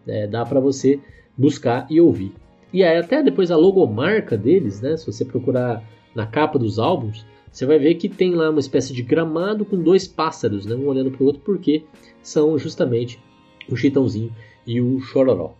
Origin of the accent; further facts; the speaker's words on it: Aparecida do Taboado, Mato Grosso do Sul, Brazil; a cidade Aparecida do Taboato, que na verdade hoje fica em Mato Grosso do Sul, que é a terra onde eu cresci